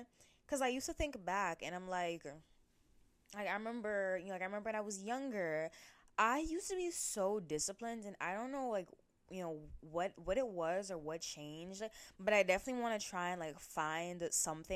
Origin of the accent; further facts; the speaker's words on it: United States; growing up in like America